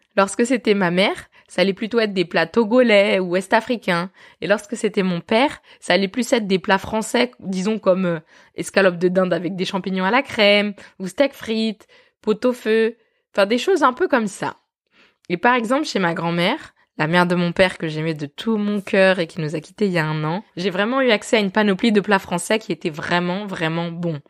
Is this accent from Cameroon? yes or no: no; France; je suis née et j'ai grandi en France dans une petite ville